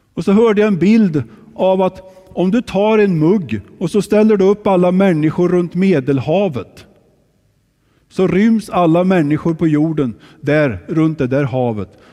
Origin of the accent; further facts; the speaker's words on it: Kristinehamn, Värmland, Sweden; moved away; när jag växte upp i Kristinehamn